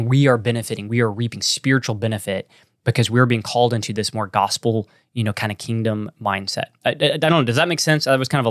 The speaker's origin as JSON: {"language": "English", "region": "Texas", "country": "United States", "accent": "Texan", "said": "That's my Texan accent."}